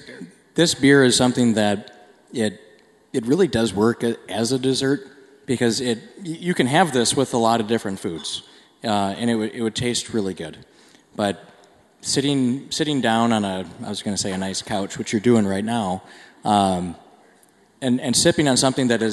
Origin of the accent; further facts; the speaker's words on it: Minnesota, United States; I grew up in Minnesota